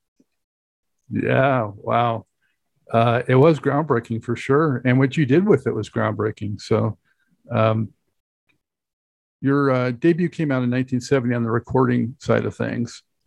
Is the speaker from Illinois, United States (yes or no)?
no; Santa Monica, California, United States; I'm from Los Angeles originally, so I know that area very well. Uh, grew up in Santa Monica